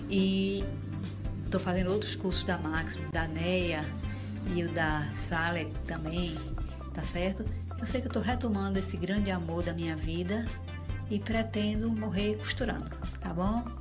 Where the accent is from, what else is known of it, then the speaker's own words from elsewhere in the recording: Fortaleza, Ceará, Brazil; eu sou de Fortaleza.